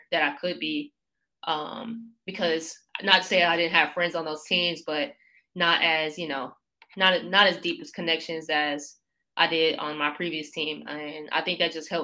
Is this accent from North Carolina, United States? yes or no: yes; Raleigh, North Carolina, United States; moved away as an adult; also born or lived in Elon, North Carolina; now in Alabama, United States; I'm from Raleigh, North Carolina, and started playing basketball when I was like 4 years old